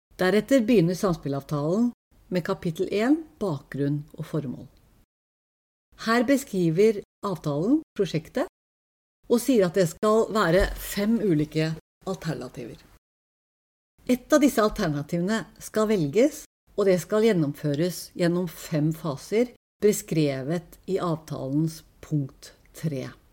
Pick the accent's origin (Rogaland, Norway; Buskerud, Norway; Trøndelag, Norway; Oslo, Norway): Oslo, Norway; Tokerudberget; Pokerberget der jeg vokste opp, er et lite samfunn